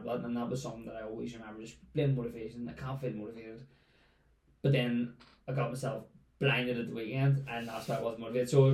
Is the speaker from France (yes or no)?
no; Lisburn, Northern Ireland, United Kingdom; I'm from Lisburn, which is only up the road from here